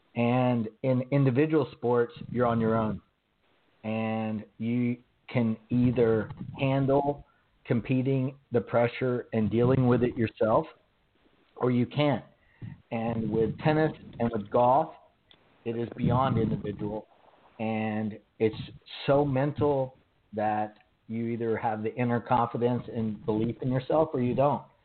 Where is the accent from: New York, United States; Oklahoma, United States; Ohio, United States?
Oklahoma, United States; accent: Southern; I was raised in Oklahoma